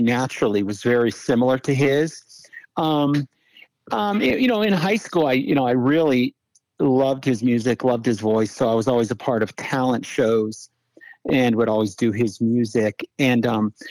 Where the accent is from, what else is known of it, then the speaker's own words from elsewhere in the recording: South Florida, United States; also born or lived in Ohio; I was born in Ohio, but I spent a lot of my years growing up in South Florida